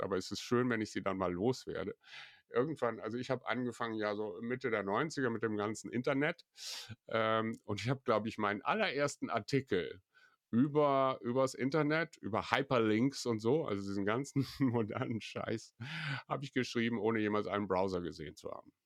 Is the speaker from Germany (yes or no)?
no; Belgium; hier bei uns in Belgien